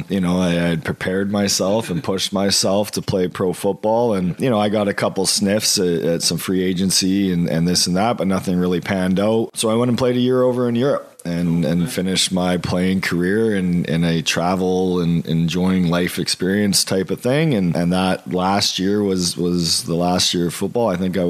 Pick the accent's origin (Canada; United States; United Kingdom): Canada; Mission, British Columbia; I grew up in Mission and we didn't have football there until I think I was 12